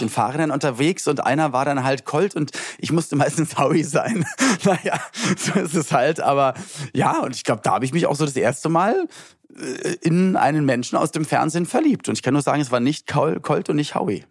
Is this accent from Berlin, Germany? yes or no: yes; Berlin, Germany; bei uns in Berlin-Spandau, wo ich aufgewachsen bin